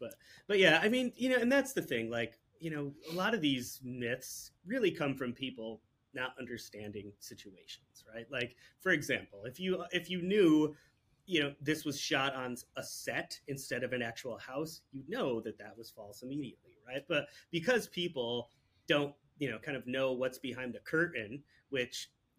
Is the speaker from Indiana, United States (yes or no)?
no; New York, United States; So I'm from New York, right? So the thing that we used to hear all the time in New York was this ridiculous story about people flushing alligators down the toilet.